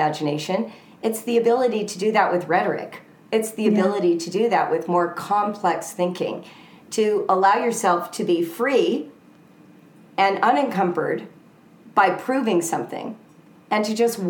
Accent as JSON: {"language": "English", "region": "Southern California", "country": "United States", "said": "I'm from Southern California"}